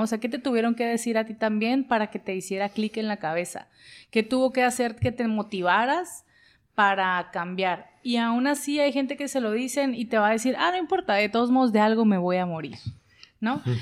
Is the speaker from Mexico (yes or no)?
yes; Mexico; a nosotros como sociedad, como mexicanos